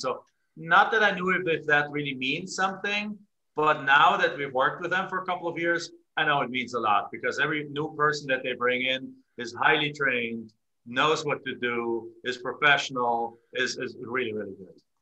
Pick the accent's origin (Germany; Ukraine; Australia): Germany; English is a second language; moved away as an adult; now in United States; I'm actually from Germany originally, came into the United States in 1997.